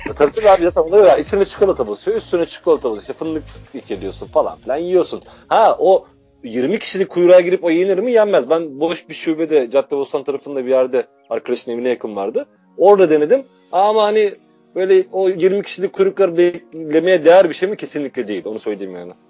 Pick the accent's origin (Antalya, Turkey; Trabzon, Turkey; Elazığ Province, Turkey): Trabzon, Turkey; Yani biliyorsun Trabzonluyum en nihayetinde.